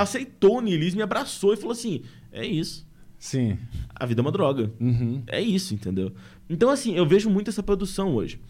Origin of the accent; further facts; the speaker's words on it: Minas Gerais, Brazil; eu sou mineiro de Minas Gerais.